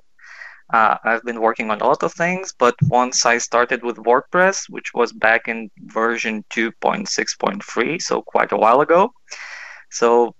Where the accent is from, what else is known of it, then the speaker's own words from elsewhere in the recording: Kaunas, Kaunas County, Lithuania; I'm from Kaunas. That's the second biggest city